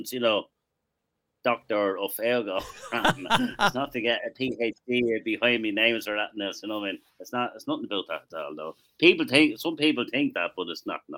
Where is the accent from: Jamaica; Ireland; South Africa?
Ireland; I'm Irish